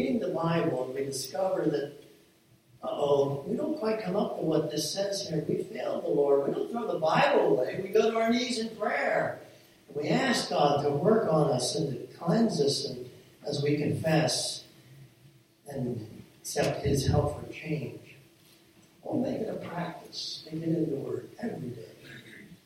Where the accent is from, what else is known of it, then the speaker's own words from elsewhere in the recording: Millersburg, United States; the farm that I grew up on there in Millersburg.